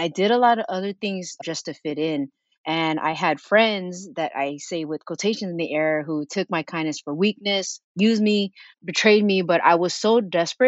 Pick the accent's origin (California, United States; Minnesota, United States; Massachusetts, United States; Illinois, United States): California, United States; Sunnyvale; also born or lived in San Jose; I was born in San Jose, raised in Sunnyvale